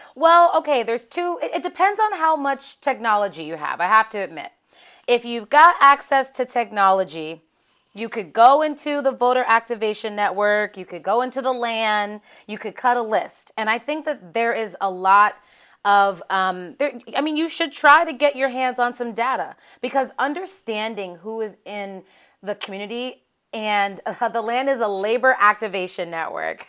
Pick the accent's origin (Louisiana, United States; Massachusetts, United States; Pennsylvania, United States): Pennsylvania, United States; Pittsburgh; So I'm from Pittsburgh, Pennsylvania. And so growing up, in a Rust Belt town